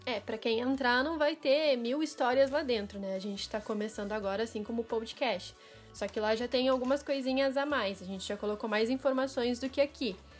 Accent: Porto Alegre, Rio Grande do Sul, Brazil; eu também sou de Porto Alegre, sou gaúcha

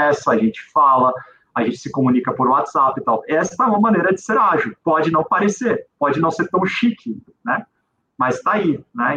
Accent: Brazil; como brasileiro

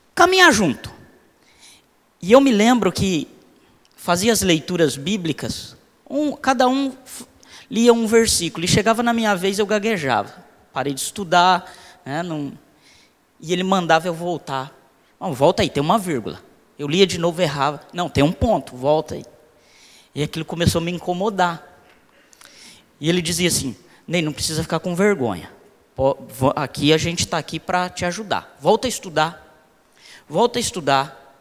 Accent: Londrina, Paraná, Brazil; Eu sou do Cincão, moro lá desde os, do, dos, desde os três anos de idade. Então, 39 anos ali no, no Cincão.

